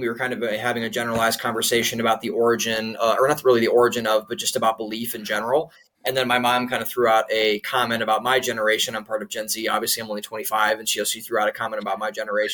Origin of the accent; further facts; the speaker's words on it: Cleveland, Ohio, United States; moved away as an adult; also born or lived in Columbus, Ohio / Boston / Florida / Pittsburgh; now in Austin, United States; I'm from Cleveland, Ohio, and up in Northeast Ohio.